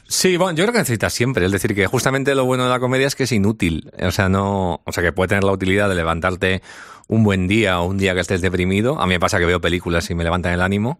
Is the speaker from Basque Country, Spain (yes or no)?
yes; San Sebastián, Basque Country, Spain; soy de Donosti